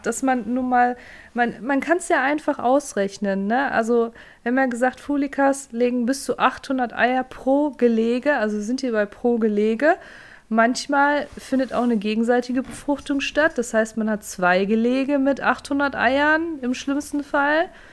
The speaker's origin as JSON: {"language": "German", "region": "North Rhine-Westphalia", "country": "Germany", "said": "bei uns in Nordrhein-Westfalen"}